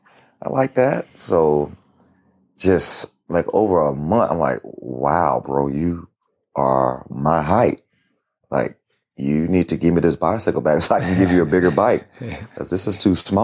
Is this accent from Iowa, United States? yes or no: no; Florida, United States; I'm from Florida